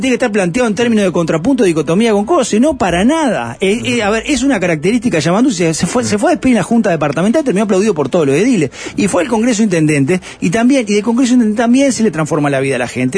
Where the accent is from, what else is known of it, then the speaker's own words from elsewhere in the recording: Canelones, Uruguay; yo soy canario de la capital canaria y me considero el interior